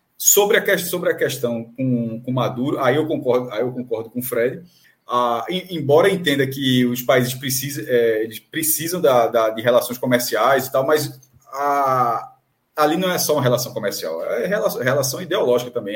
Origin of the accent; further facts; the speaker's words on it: Amapá, Brazil; Eu sou amapaense, inclusive, pra quem sabe, eu sou amapaense